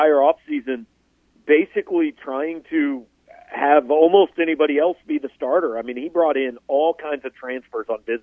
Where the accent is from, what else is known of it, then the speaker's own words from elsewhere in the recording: Kansas City, Missouri, United States; I grew up in Kansas City